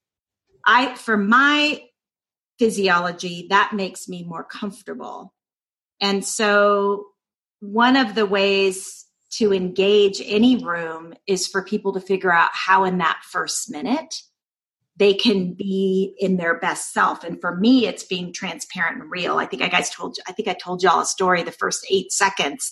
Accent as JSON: {"language": "English", "town": "Doraville", "region": "Georgia", "country": "United States", "tie": "born or raised there", "accent": "Southern", "said": "I was raised in Doraville, Georgia. So this is in the southern part of the United States"}